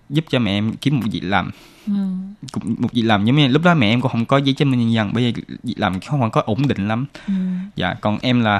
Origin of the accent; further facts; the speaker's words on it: Taiwan; born there; em sinh tại Đài Loan.